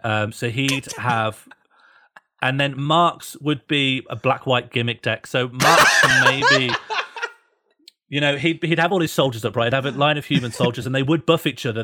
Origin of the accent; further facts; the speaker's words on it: Birmingham, West Midlands, United Kingdom; moved away; I grew up in Birmingham